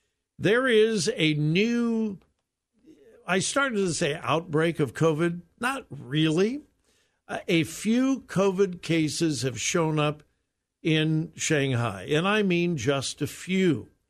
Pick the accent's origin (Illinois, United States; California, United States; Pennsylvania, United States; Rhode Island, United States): California, United States; Southern; moved away; Most of you probably know I was raised in Southern California. And believe it or not, I am old enough to remember when Disneyland opened. I was very young. I really was. I was just a child, but I do remember.